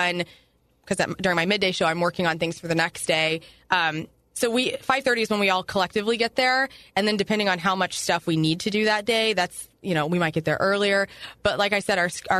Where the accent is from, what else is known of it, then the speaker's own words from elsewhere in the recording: Carbondale, Illinois, United States; also born or lived in Columbia, Illinois; I moved there in when I was 13, so I'm originally from near Carbondale, Illinois